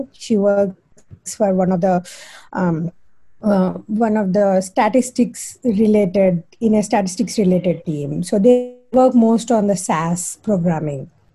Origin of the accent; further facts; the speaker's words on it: India; moved away as an adult; now in Chapel Hill, United States; being an Indian